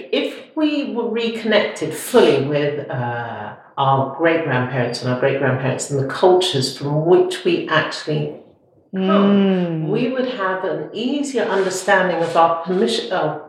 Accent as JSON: {"language": "English", "town": "Preston", "region": "North West England", "country": "United Kingdom", "tie": "born or raised there", "also_born_or_lived": "Yorkshire", "moved": "yes", "said": "I was born in Preston."}